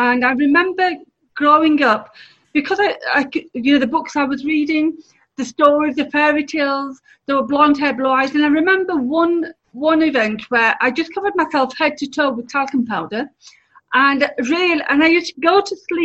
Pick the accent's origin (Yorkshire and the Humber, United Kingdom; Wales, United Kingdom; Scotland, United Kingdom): Yorkshire and the Humber, United Kingdom; Bradford; I was born and brought up here. I was born in Bradford in 1965